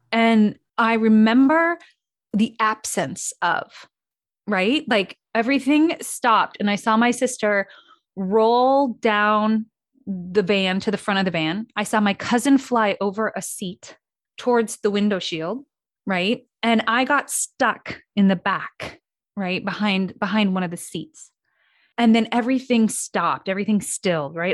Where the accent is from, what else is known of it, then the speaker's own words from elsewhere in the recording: Midwest, United States; I grew up in the Midwest.